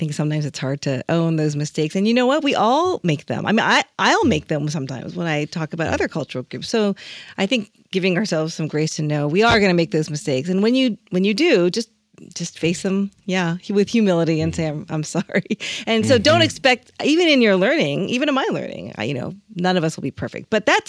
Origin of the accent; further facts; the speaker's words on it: Chicago, Illinois, United States; And when I say, I'm from Chicago